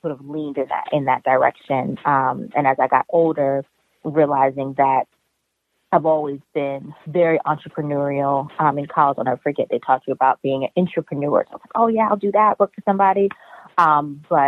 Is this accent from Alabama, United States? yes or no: no; New York City, New York, United States; I'm from Harlem in Brooklyn